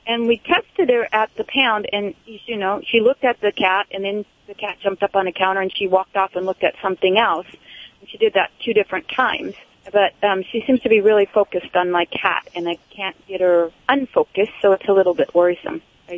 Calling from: San Luis Obispo, California, United States; San Luis Obispo, California.

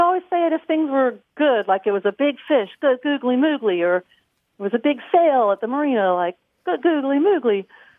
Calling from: Chesapeake, Virginia, United States; I'm calling from Chesapeake, Virginia.

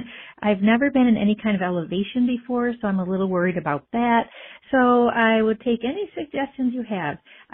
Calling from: Rochester, New York, United States; I'm calling from Rochester, New York.

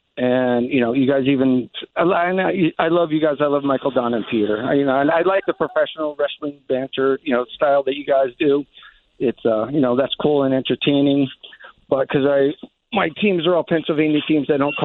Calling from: Naga, Bicol Region, Philippines; I am calling from a place called Magaru, which is a suburb of Naga City, Catarmarini

